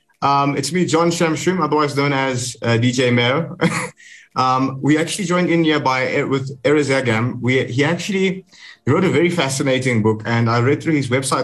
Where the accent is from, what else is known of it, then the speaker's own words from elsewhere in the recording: South Africa; I'm a South African and I wanted to immigrate to Germany.